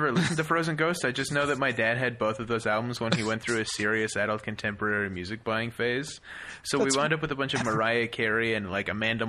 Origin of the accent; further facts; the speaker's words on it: Yellowknife, Northwest Territories, Canada; Growing up in Yellowknife, there's nothing to do when it's pitch dark at 4 o'clock in the afternoon.